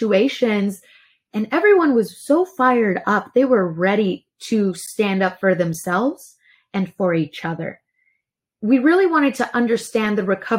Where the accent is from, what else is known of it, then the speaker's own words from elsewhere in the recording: Laredo, Texas, United States; moved away; I'm originally from Laredo